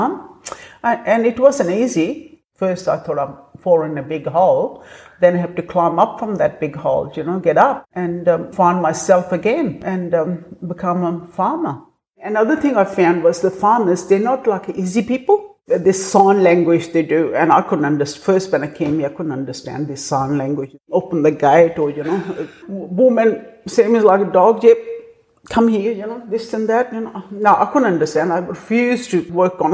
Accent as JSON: {"language": "English", "country": "India", "second_language": "English", "moved": "as an adult", "said": "this new girl from India"}